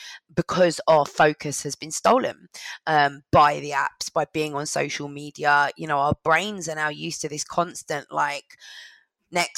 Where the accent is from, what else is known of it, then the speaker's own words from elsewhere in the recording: London, United Kingdom; I grew up in London